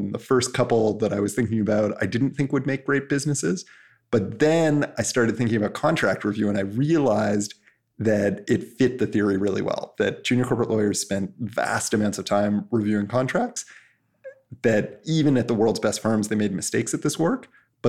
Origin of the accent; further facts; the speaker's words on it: Canada; which is like the Canadian MIT, and I'm Canadian, so kind of made sense.